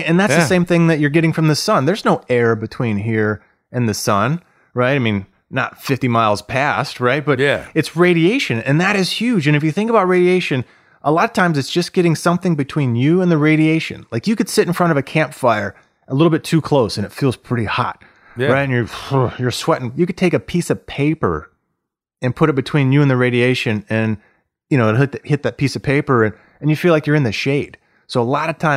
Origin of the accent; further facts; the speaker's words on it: Florida, United States; moved away as an adult; now in Detroit, United States; I grew up in Florida my whole life.